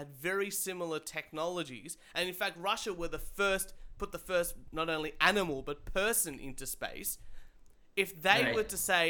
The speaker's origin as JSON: {"language": "English", "country": "Australia", "said": "I'm Australian"}